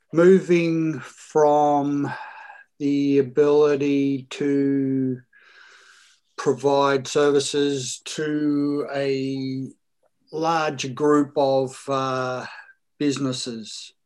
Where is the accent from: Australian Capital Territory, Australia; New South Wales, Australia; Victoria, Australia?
Victoria, Australia; Melbourne; I'm from Melbourne, Australia.